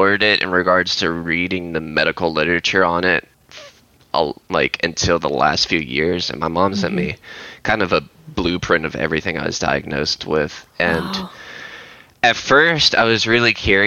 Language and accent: English; Memphis, Tennessee, United States; also born or lived in Illinois / North Carolina; I grew up in Memphis